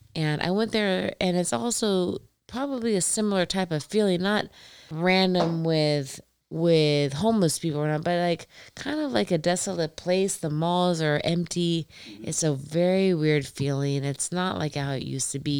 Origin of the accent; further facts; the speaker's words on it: Indiana, United States; also born or lived in Columbus, Ohio; I'm from Indiana.